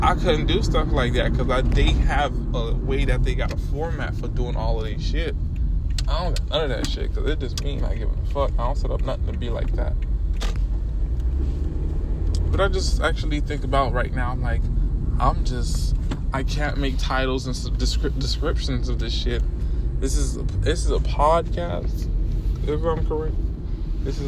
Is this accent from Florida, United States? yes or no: yes; Miami, Florida, United States; I'm from Miami